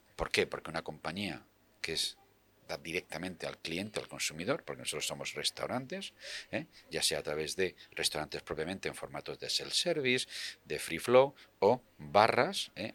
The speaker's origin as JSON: {"language": "Spanish", "region": "Region of Murcia", "country": "Spain", "tie": "born or raised there", "moved": "as an adult", "lives_now": "Madrid, Spain", "said": "yo soy murciano"}